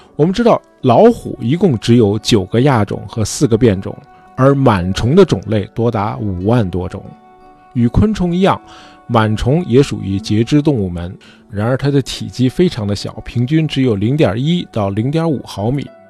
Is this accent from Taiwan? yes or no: no; China; 我们中国人